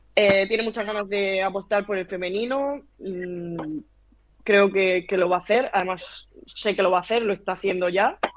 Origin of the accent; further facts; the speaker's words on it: town near Alhama de Murcia, Region of Murcia, Spain; está a cinco minutos de mi pueblo